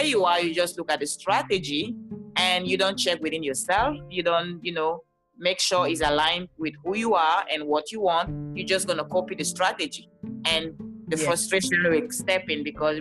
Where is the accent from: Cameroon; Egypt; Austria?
Cameroon; now in Los Angeles, United States; I live in California, Los Angeles, but I'm originally from Cameroon. That's why you hear this beautiful accent.